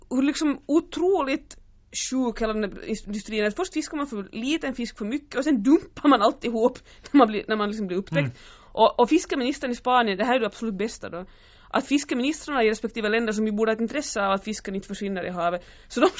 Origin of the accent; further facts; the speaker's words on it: Japan; jag är från Japan, ja.